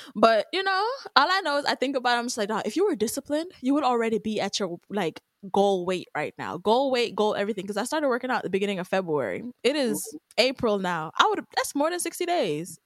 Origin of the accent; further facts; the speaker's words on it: Jamaica; Jamaican at the end of the day, I am Jamaican.